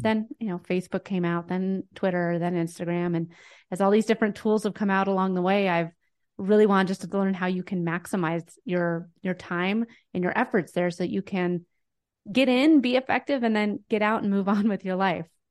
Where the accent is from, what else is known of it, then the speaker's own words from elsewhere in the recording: Denver, Colorado, United States; I'm from Denver, Colorado.